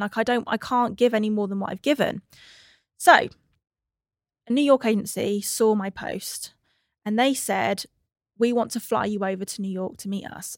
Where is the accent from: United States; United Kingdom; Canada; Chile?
United Kingdom; England–Wales border; I was born on the cusp of England and Wales